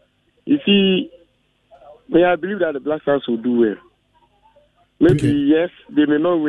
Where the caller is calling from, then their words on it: Ejisu, Ashanti, Ghana; I'm calling from Ejeso.